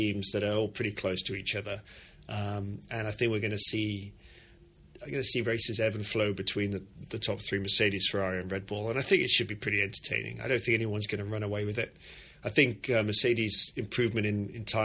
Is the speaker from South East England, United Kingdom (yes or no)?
yes; Banbury, South East England, United Kingdom; Even Haas is based in Banbury, Oxfordshire, my hometown